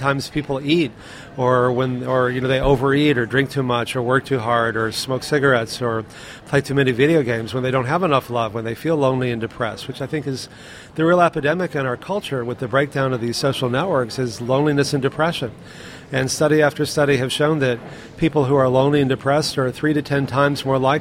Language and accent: English; Texas, United States; I grew up in Texas eating meat all the time